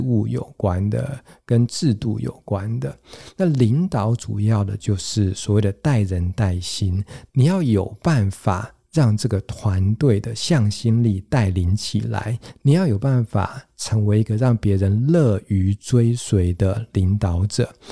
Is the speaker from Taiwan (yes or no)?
yes; Taiwan; 原来对我们台湾人来讲，这个概念还是相当相当的陌生